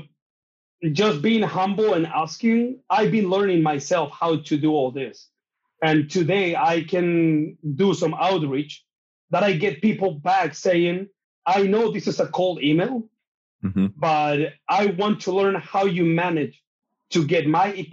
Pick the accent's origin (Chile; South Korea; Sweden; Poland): Chile; English is a second language; also born or lived in New Zealand; I'm from Chile